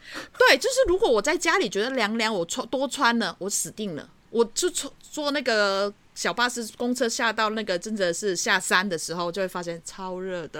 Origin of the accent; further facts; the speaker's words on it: Hong Kong; now in Taiwan; 我们香港人就很喜欢学